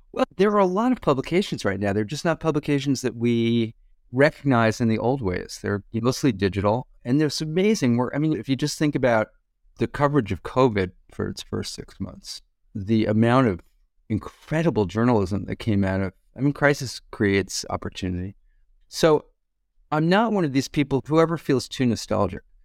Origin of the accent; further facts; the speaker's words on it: Hewlett, New York, United States; moved away; also born or lived in Brooklyn, New York; It was a town called Hewlett near Kennedy Airport in Long Island